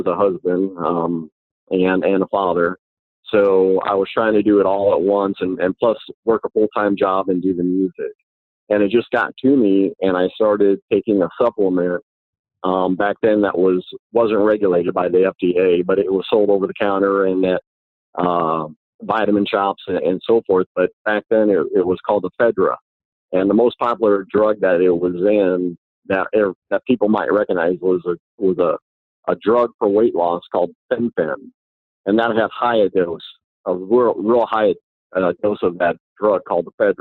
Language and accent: English; Colorado, United States; also born or lived in Nebraska; now in Florida, United States; was born in Nebraska and grew up in Colorado.